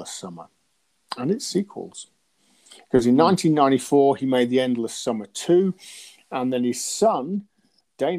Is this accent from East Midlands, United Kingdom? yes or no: yes; Lincolnshire, East Midlands, United Kingdom; I'm from Lincolnshire.